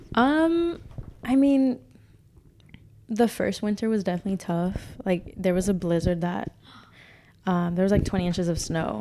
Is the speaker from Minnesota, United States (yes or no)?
no; California, United States; moved away as an adult; I'm from Cali